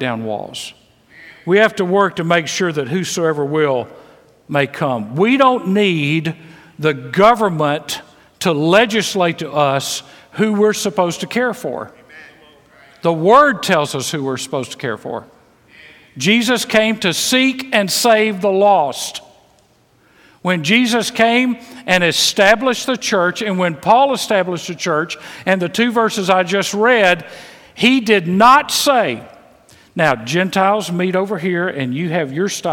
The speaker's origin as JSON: {"language": "English", "region": "Mississippi", "country": "United States", "tie": "born or raised there", "said": "I was raised in Mississippi, full of prejudice."}